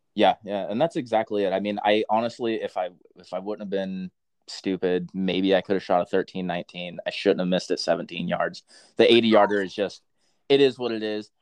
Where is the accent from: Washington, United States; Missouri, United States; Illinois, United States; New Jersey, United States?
Washington, United States; Centralia; I am from Washington. Yeah, Centralia, up there, j- just south of Olympia and Puyallup area